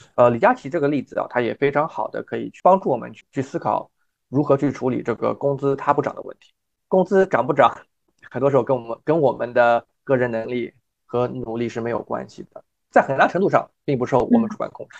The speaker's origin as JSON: {"language": "Chinese", "region": "Shanghai", "country": "China", "tie": "born or raised there", "also_born_or_lived": "Michigan, United States / North Carolina, United States", "moved": "yes", "lives_now": "New York, United States", "said": "我自己呢是中国上海长大的"}